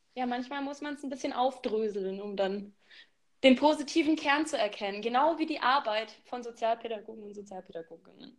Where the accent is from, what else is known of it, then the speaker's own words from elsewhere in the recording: Baden-Württemberg, Germany; moved away as an adult; now in Bavaria, Germany; ich studiere in Bayern und ich komme aus Baden-Württemberg